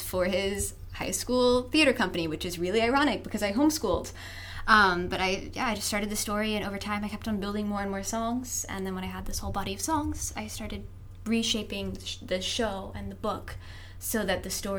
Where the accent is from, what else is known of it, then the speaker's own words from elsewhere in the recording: Nashville, Tennessee, United States; I grew up in Nashville, Tennessee, which is like a very, very big songwriting city.